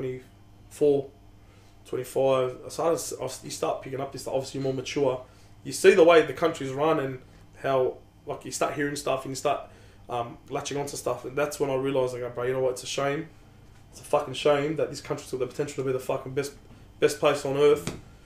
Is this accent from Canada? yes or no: no; Australia; We're Aussie